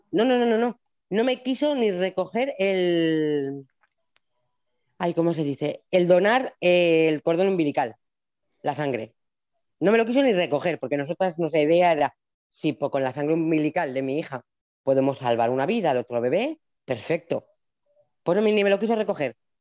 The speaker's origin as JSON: {"language": "Spanish", "region": "La Rioja", "country": "Spain", "said": "yo soy de La Rioja"}